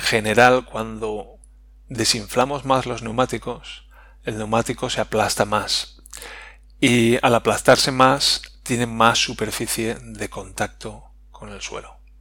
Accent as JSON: {"language": "Spanish", "country": "Spain", "said": "como españoles"}